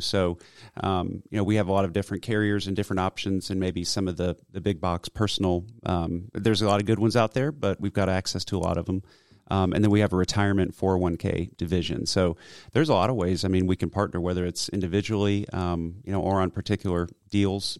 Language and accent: English; Roswell, Georgia, United States; also born or lived in Cumming, Georgia; I grew up in Roswell, but I went to elementary school here in Cumming